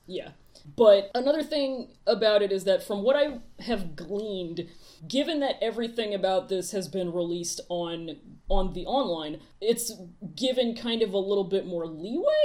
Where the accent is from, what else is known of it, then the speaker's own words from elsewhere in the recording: United States; we're very American